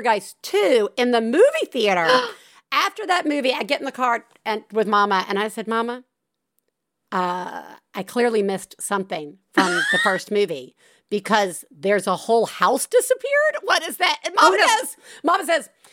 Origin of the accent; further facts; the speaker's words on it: Tuscaloosa, Alabama, United States; growing up in Tuscaloosa